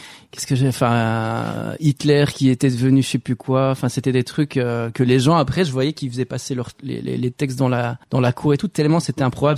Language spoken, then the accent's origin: French; Walloon Brabant, Wallonia, Belgium; also born or lived in Roubaix, France; j'ai passé toute ma mon enfance en Belgique dans le dans le Brabant wallon